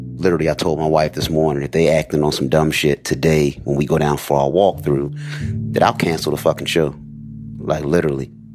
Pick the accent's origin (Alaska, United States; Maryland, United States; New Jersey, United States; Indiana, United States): Maryland, United States; Baltimore; I'm from Baltimore, Maryland.